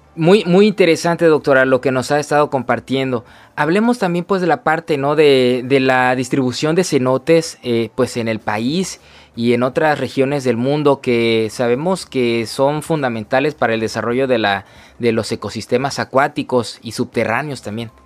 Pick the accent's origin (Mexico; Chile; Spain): Mexico; como mexicanos